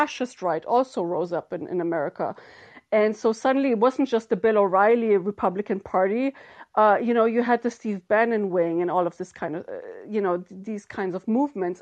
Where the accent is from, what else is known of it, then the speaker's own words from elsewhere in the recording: Germany; now in Ireland; somebody who's grown up and went to elementary school, kindergarten, everything, you know, in Germany